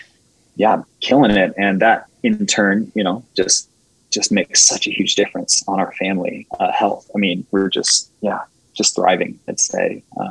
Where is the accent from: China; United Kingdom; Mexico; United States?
China; I mean, I grew up in China, so I know this